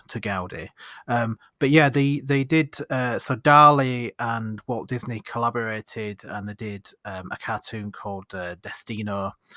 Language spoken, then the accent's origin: English; Leeds, Yorkshire and the Humber, United Kingdom; do I say Yorkshire or do I say Leeds?